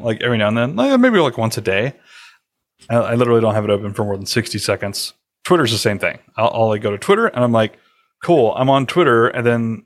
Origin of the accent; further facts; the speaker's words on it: United States; moved away; also born or lived in Alabama / Georgia; growing up in Georgia and Alabama